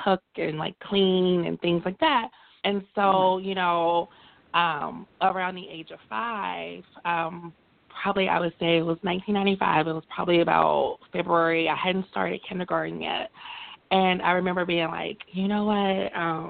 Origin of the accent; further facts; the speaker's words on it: Montgomery, Alabama, United States; I grew up in Montgomery, Alabama, so very deep south.